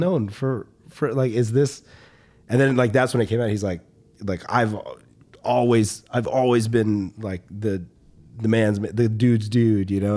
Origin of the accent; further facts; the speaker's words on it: the South, United States; moved away; we grew up in the South, and the South is very, like, masculine